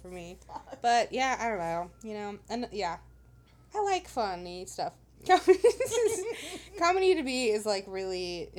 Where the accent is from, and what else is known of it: Fenton, Missouri, United States; moved away